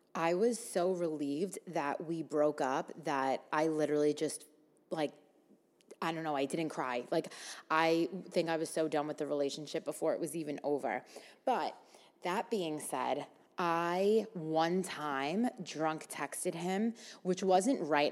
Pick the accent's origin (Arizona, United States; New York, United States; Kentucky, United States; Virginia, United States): New York, United States; New York City; me growing up in Staten Island, and, like, mostly hanging out with people from Staten Island my whole life